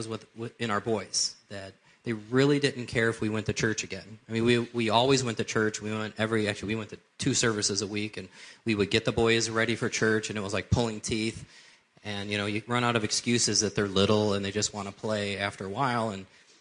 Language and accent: English; Cleveland, Ohio, United States; I grew up here in the Cleveland area